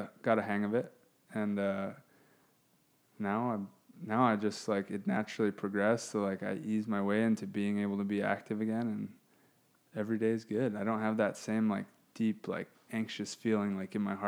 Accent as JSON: {"language": "English", "region": "Hawaii", "country": "United States", "moved": "yes", "lives_now": "South Bay, United States", "said": "we're both from Hawaii. We both live down here just to play volleyball, basically, in the South Bay"}